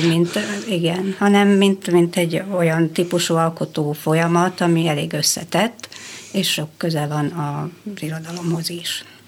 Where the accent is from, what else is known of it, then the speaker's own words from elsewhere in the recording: Oradea, Bihor County, Romania; én színház közelben is felnőttem fel, mert a szüleim ugyan zenészek és zenetanárok, de édesapám dolgozott a Nagyváradi Színházban